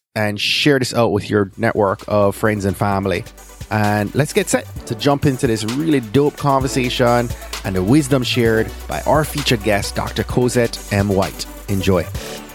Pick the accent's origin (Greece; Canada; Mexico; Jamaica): Jamaica; moved away; A Jamaican boy